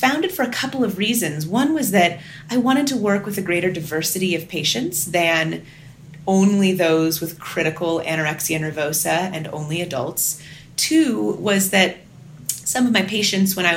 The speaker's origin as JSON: {"language": "English", "region": "Northern California", "country": "United States", "tie": "born or raised there", "moved": "as an adult", "said": "I grew up in Northern California and am the oldest of three girls"}